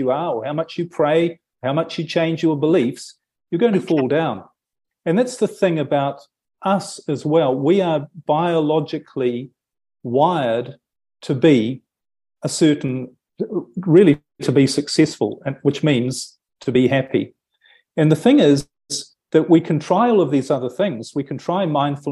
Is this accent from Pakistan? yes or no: no; New Zealand; moved away as an adult; I'm from New Zealand originally